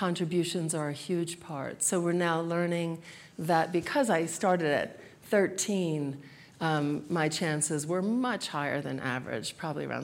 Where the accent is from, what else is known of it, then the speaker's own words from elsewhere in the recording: New Jersey, United States; moved away; also born or lived in South Florida; I grew up in New Jersey mostly